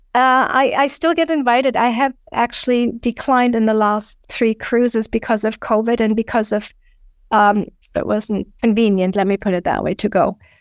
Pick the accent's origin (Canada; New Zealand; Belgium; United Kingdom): Canada; being Canadian, we had too much cold weather